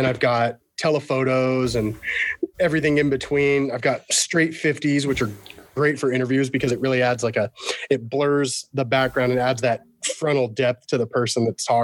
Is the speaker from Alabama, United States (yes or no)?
no; Washington, United States; I'm from Washington State